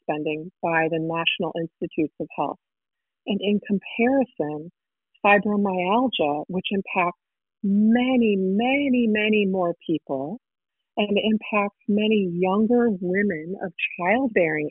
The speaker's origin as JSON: {"language": "English", "town": "Houston", "region": "Texas", "country": "United States", "tie": "born or raised there", "also_born_or_lived": "Chicago, Illinois", "moved": "yes", "lives_now": "Evanston, United States", "said": "I grew up in Houston, Texas, and then I lived in Chicago until very recently."}